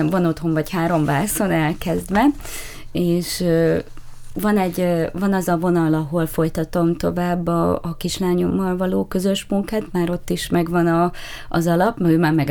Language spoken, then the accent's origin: Hungarian; Hajdúnánás, Hajdú-Bihar, Hungary; now in Miskolc, Hungary; hajdonánásról érkeztem, de már nyolcadik éve itt lakom Miskolcon, tehát már azt mondhatom, hogy már Miskolci vagyok, de egy picit visszanyúlni az alföldi gyökereimhez